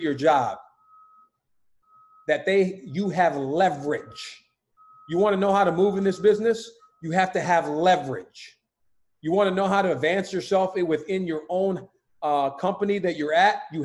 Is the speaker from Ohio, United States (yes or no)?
no; Utah, United States; moved away; I'm from Utah